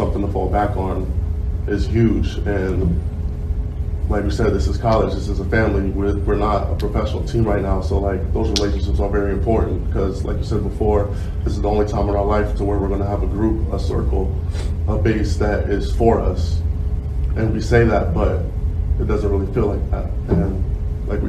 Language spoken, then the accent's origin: English; Georgia, United States; moved away as an adult; now in Wisconsin, United States; I'm from Georgia. I barely go home